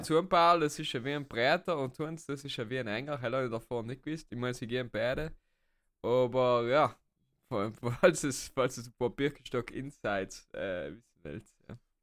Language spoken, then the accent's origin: German; South Tyrol, Trentino-Alto Adige, Italy; als Südtiroler oder generell als Deutschsprachiger